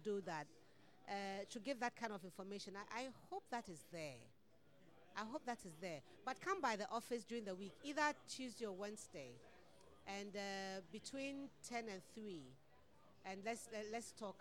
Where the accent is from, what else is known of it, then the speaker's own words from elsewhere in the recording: Ghana; I'm from Ghana